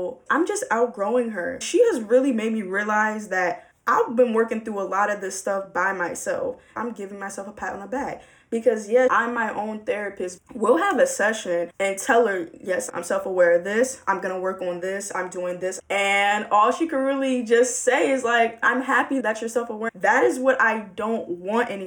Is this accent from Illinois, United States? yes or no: no; Baltimore, Maryland, United States; I'm from Baltimore